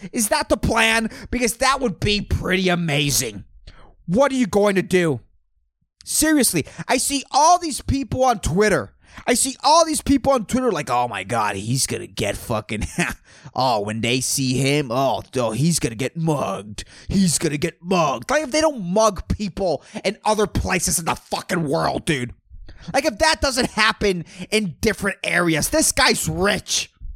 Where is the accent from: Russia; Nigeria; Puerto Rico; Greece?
Puerto Rico; I'm from Puerto Rico